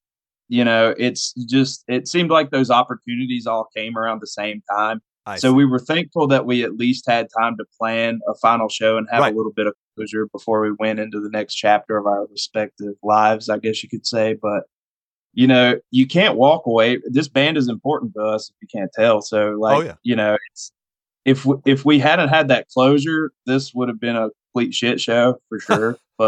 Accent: Virginia, United States; now in West Virginia, United States; I'm in the state of West Virginia, but I was born in Virginia.

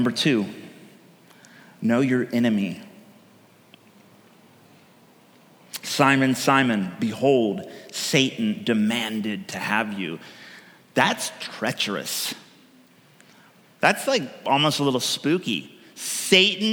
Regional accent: California, United States; now in Oregon, United States; I come from California

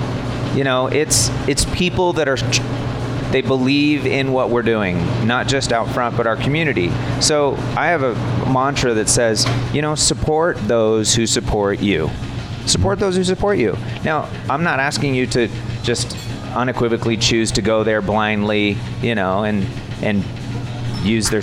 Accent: Arvada, Colorado, United States; I was raised in Arvada.

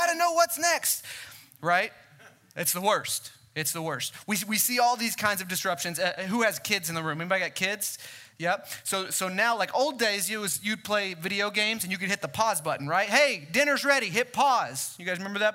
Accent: Mesquite, Texas, United States; born and raised in Mesquite

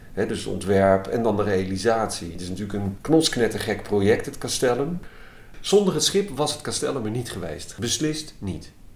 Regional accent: Utrecht, Netherlands; Het is ook het gebied waar ik ben opgegroeid

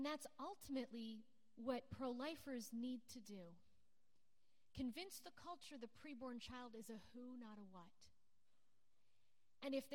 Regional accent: Canada; I'm born and raised in Canada, but my dad is actually from Scotland

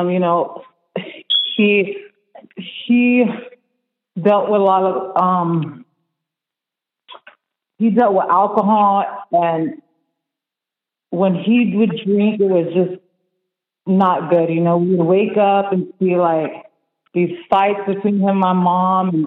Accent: LaBelle, Florida, United States; I'm from LaBelle. I grew up there most of my life. Um, I come from a broken family. So my dad, he's Spanish. He's from Mexico. He came here. Um, my mom's from here, from the United States.

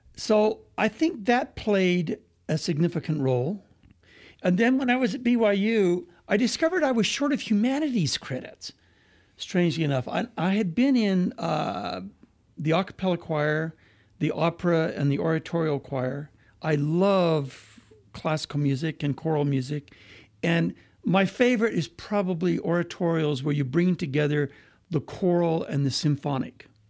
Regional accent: Moses Lake, Washington, United States; moved away; also born or lived in Price, Utah / Quebec; we moved to the Pacific Northwest, and I grew up in a little farming town, uh, called Moses Lake

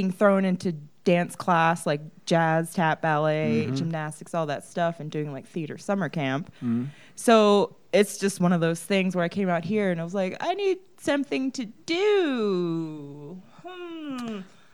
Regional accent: Cambridge, Maryland, United States; now in Albuquerque, United States; I came here from Maryland. I grew up in Cambridge, Maryland

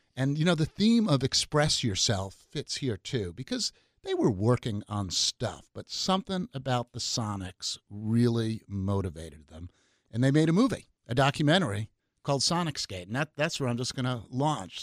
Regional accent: New York City, New York, United States; now in Seattle, United States; Nineteen seventy, I was growing up in New York City

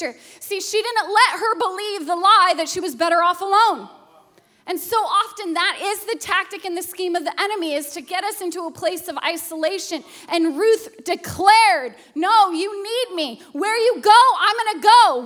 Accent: Alaska, United States; a child who was abused growing up in Alaska

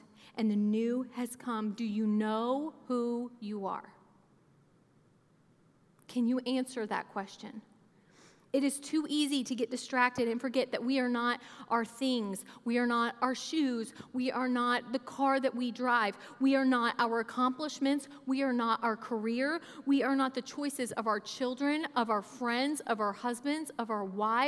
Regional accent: Oklahoma, United States; moved away as an adult; now in Kentucky, United States; I grew up in Oklahoma from ages 8 to 18, so I claim Oklahoma. I've lived in places

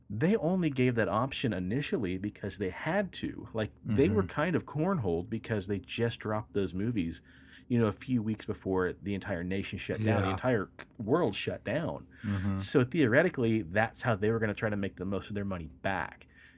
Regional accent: Texas, United States; Bitch, I'm from Texas too.

